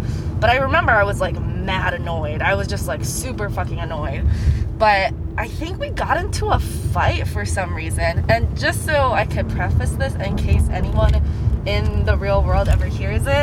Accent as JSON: {"language": "English", "country": "United States", "tie": "born or raised there", "also_born_or_lived": "Asia", "said": "I was born in Asia, but I was raised here"}